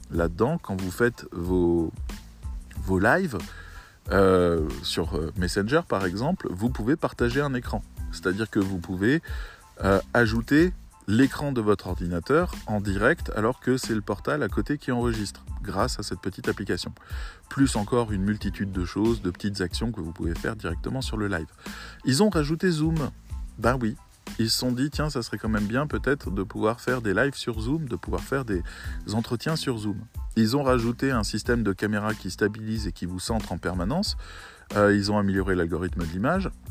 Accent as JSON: {"language": "French", "country": "Syria", "said": "Moi, je viens de Syrie, hein, je vous le dis."}